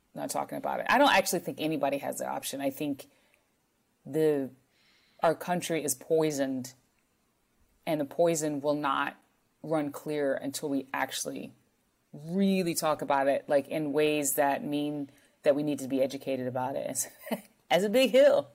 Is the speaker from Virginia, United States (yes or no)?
no; North Carolina, United States; I am from North Carolina